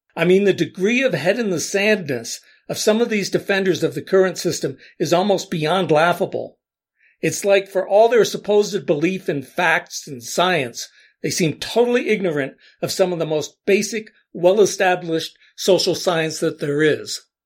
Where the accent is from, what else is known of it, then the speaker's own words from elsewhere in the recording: Allentown, Pennsylvania, United States; I grew up in Allentown, PA, a city of around 100,000 people